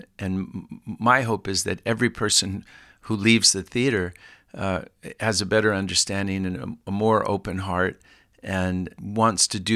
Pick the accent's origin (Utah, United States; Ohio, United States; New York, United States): Utah, United States; moved away; also born or lived in California; grew up in Utah